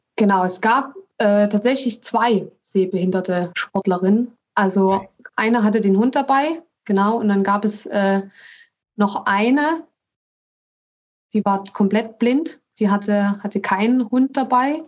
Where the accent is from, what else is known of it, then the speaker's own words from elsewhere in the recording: Dresden, Saxony, Germany; accent: Saxon; also born or lived in Leipzig; ich komme ursprünglich aus Dresden